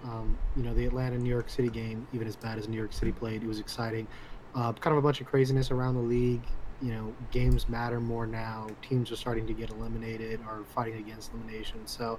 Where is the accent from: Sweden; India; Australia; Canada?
Canada; Toronto, Ontario; Clearly, I did the wrong thing. I betrayed my hometown.